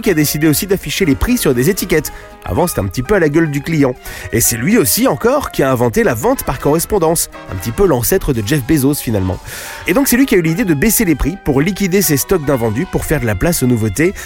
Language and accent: French; France; chez nous, en France